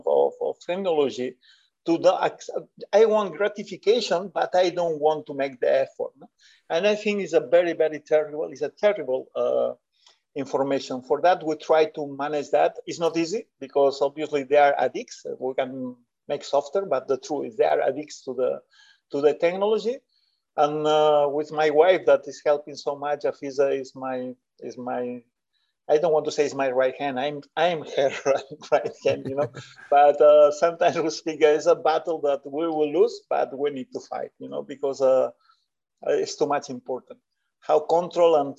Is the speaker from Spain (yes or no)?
yes; Spain; English is a second language; I was from Bartino.